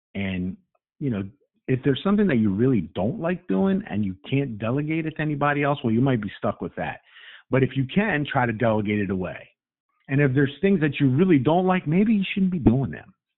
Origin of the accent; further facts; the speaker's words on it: Baltimore, Maryland, United States; I am from Baltimore, and I've worked in financial services for over 30 years.